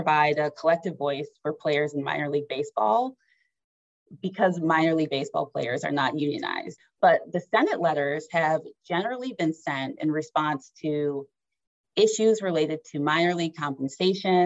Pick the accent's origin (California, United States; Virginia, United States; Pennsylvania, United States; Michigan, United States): Michigan, United States; Detroit; my hometown Detroit Tigers